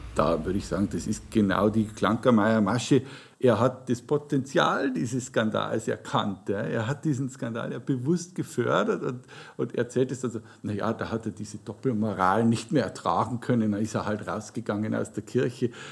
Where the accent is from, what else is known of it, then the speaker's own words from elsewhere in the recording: Regensburg, Bavaria, Germany; also born or lived in Deggendorf; ich bin gebürtiger Deckendorfer, aber meine Heimatstadt ist Regensburg. Wir sind nach Regensburg gezogen, als ich ein Kind war